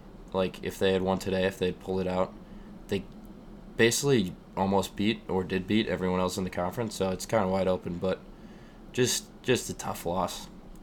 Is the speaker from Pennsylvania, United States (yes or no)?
yes; Scranton, Pennsylvania, United States; we're from Scranton